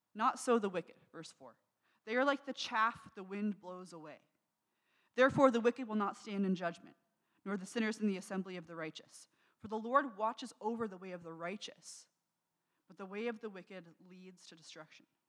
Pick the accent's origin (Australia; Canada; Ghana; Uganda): Canada; Niagara, Ontario; I grew up in Niagara